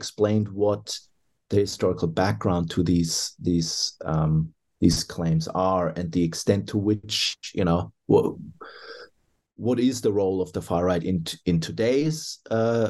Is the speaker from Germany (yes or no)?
yes; Germany; now in Australia; I hail from Germany originally